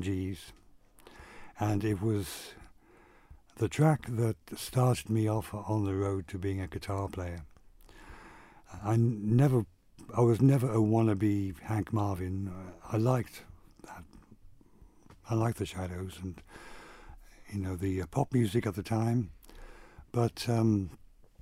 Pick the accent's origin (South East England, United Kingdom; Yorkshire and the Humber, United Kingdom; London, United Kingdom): London, United Kingdom; moved away as an adult; now in Isle of Man; I moved back to the island, because I was brought up in London